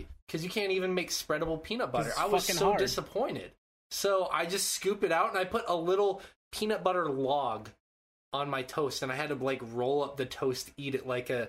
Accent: Montana, United States; moved away; I'm from Montana.

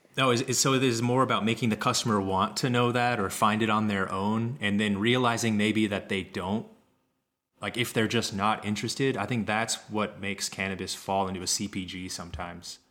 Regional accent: Kansas, United States; I grew up in Kansas.

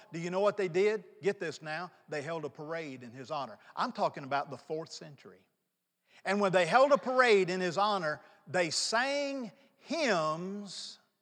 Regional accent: North Mississippi, United States; moved away as an adult; also born or lived in New Orleans; I grew up in North Mississippi

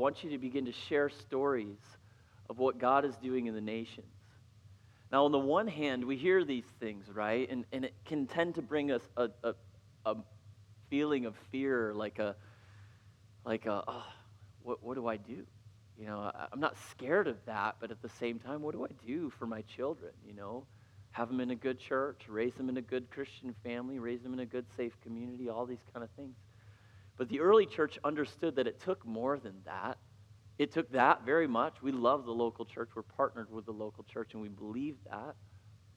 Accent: Hudsonville, Michigan, United States; also born or lived in Battle Creek, Michigan; I've lived in West Michigan most of my life. I grew up in Hudsonville.

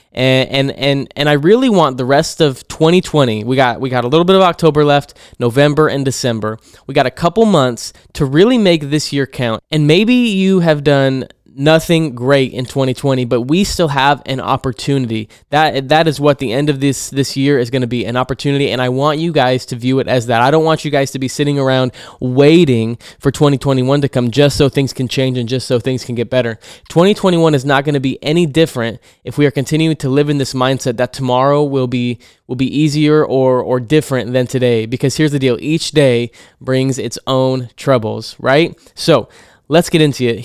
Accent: Hermiston, Oregon, United States; here in my hometown of Hermiston

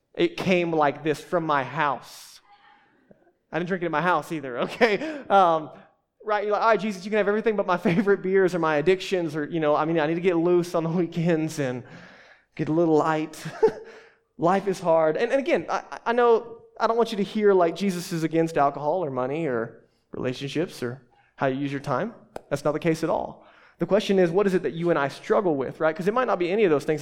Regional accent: the South, United States; accent: southern; moved away as an adult; now in Boulder, United States; I'm too southern for

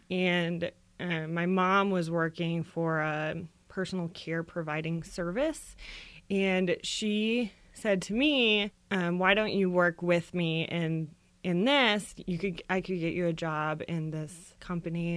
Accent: Florida, United States; I grew up in Florida

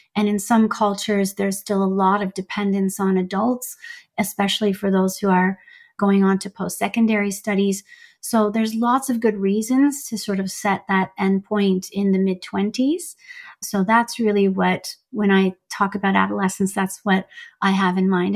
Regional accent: Canada; also born or lived in Iran; I immigrated from Iran to Canada to be with my mom at age seven

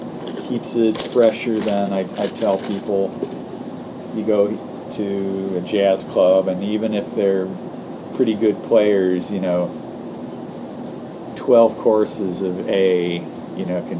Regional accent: St. Louis, Missouri, United States; now in New Orleans, United States; I'm from St. Louis.

